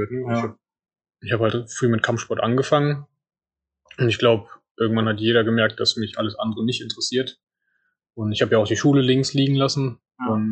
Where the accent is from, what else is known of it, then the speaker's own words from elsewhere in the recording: Solingen, North Rhine-Westphalia, Germany; Ich komme ursprünglich aus Solingen, meine Eltern dementsprechend auch und äh, wir haben in Solingenwald